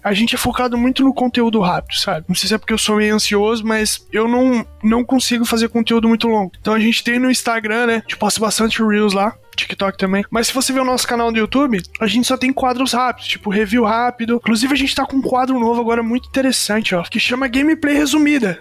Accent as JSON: {"language": "Portuguese", "region": "interior of Paraná", "country": "Brazil", "said": "nós somos do interior do Paraná"}